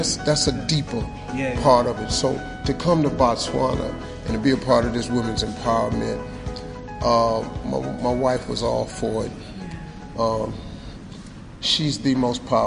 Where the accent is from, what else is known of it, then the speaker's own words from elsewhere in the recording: United States; I'm an American